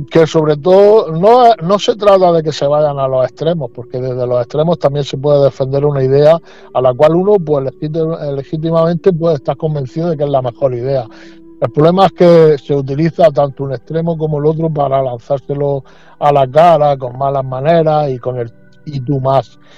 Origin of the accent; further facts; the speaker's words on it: Spain; nosotros vamos sobre la Constitución española, nosotros somos españoles y no queremos ni más ni menos que poner la voz en los problemas que acuden ahora mismo a nuestra a nuestra tierra.